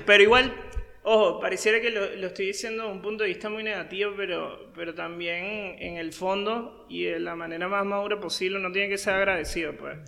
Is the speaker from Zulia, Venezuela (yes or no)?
no; Caracas, Capital District, Venezuela; moved away as an adult; now in Paraguay; yo soy venezolano, yo nací en Caracas, la capital de Venezuela. Eh, tengo poco más de seis años en Paraguay.